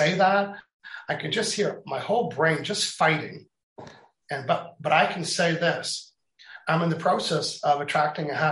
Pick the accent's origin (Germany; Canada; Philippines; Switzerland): Canada; I'm Canadian